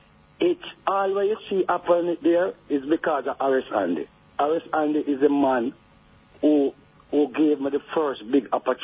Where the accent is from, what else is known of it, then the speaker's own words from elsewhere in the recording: Jamaica; moved away; also born or lived in England / France; So when you come as a Jamaican